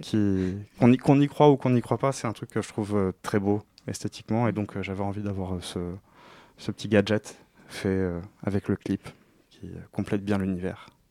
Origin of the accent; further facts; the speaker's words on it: Morocco; je suis du Maroc